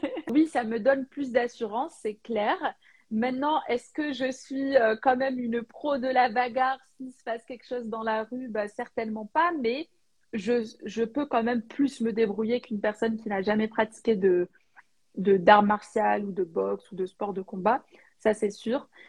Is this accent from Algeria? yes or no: yes; Algeria; moved away as an adult; je suis née et j'ai vécu en Algérie euh, bah, jusqu'à l'âge de 18 ans